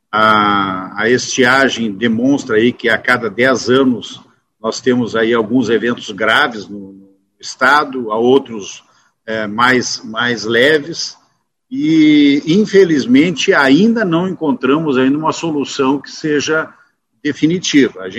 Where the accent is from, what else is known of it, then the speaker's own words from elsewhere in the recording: Canoas, Rio Grande do Sul, Brazil; É, eu sou um deputado da região metropolitana, sou oriundo de Canoas. Hoje eu tenho dupla cidadania, sou doble chapa, moro em Canoas e Santo Antônio da Patrulha.